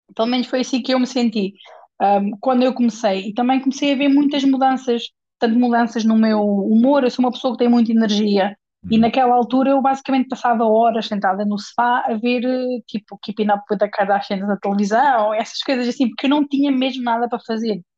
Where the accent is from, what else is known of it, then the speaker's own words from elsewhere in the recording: Portugal; moved away; also born or lived in England / Spain; havia um ginásio na zona de onde eu sou, de Portugal, na zona da Nadia